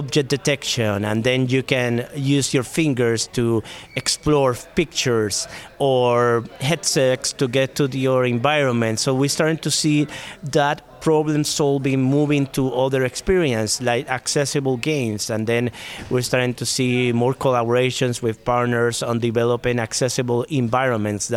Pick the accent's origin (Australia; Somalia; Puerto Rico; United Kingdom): Puerto Rico; moved away; I am originally from Puerto Rico